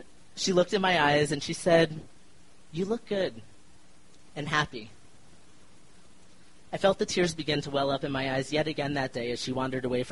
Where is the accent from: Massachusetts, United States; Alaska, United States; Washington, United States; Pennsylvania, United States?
Pennsylvania, United States; Philadelphia; also born or lived in Chicago; now in Denver, United States; I grew up in Philly and am one of the few people in my family who have left